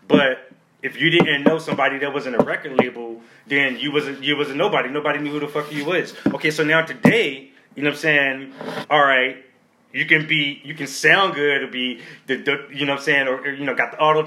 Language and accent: English; Baltimore, Maryland, United States; I'm from Baltimore